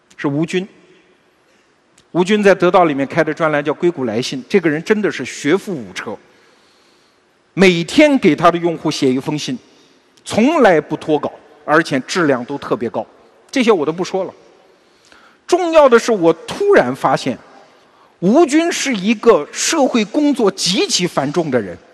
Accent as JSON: {"language": "Chinese", "country": "China", "said": "我们中国人是特别崇尚长寿的民族"}